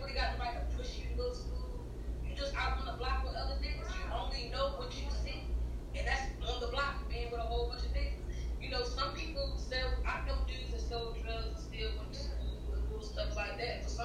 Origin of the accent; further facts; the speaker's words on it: Baltimore, Maryland, United States; I grew up in Baltimore